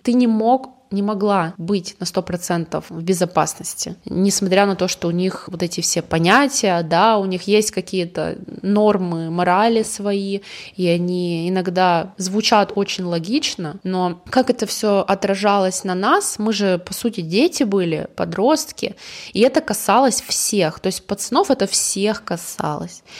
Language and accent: Russian; Yoshkar-Ola, Mari El, Russia; now in Yekaterinburg, Russia; я когда уехала из Ишкаралы в 2007 в ЕКБ